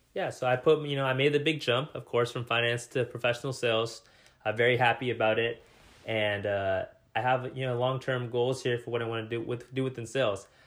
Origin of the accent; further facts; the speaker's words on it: Salem, United States; moved away as an adult; now in Seattle, United States; move myself out of my hometown into a new city